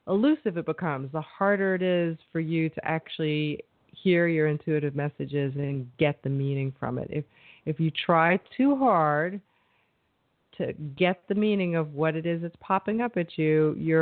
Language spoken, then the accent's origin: English; New York, United States; I'm from New York